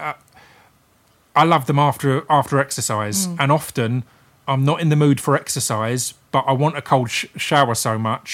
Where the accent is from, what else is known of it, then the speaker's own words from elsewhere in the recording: United Kingdom; we're British